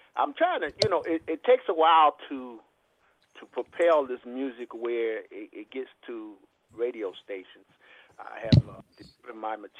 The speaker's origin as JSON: {"language": "English", "town": "Chicago", "region": "Illinois", "country": "United States", "said": "I'm from Chicago, Illinois."}